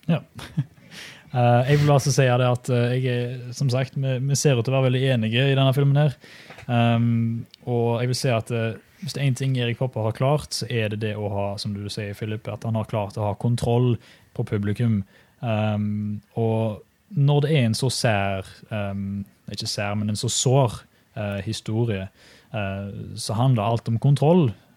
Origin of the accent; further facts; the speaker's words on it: Norway; now in Australia; oss som nordmenn